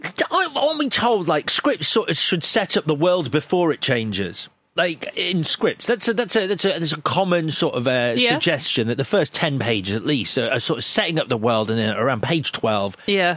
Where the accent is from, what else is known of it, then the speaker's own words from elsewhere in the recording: Ireland; and maybe it's just because I'm Irish